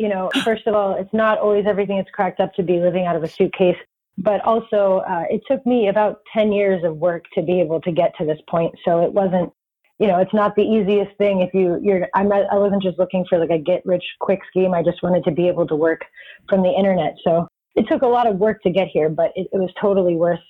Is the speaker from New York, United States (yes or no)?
no; Florida, United States; also born or lived in Texas / Georgia / Washington State / California; I am originally from Florida, but it's kind of hard to say where I'm really from because I've moved so much. I've lived in Texas, Georgia, Washington State, California, and now I live in North Carolina.